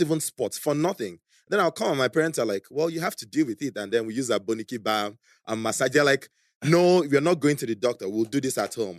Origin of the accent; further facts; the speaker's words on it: Calabar, Cross River, Nigeria; also born or lived in Beijing, China; now in Lagos, Nigeria; when I was eight, we moved to Calabar because my parents got a job there